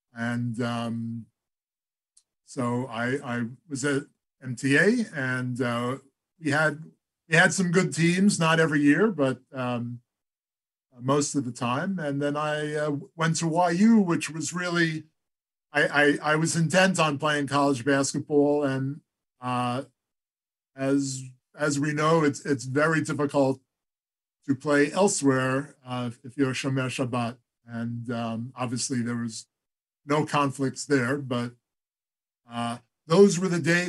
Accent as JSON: {"language": "English", "town": "Great Neck", "region": "New York", "country": "United States", "tie": "born or raised there", "said": "I started our uh, baseball team out in Great Neck, where uh, we had moved to when I was about eight years old."}